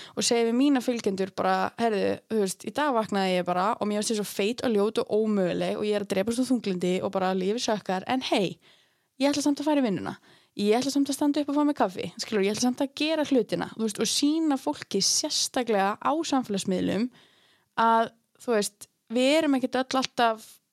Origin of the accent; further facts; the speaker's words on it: Akureyri, Northeastern Region, Iceland; moved away as an adult; also born or lived in Reykjavík; ég fætt upp alveg hérna á Akureyri og er nýflutt aftur til Akureyrar eftir að hafa verið, uh, hvað, 8 ár í Reykjavík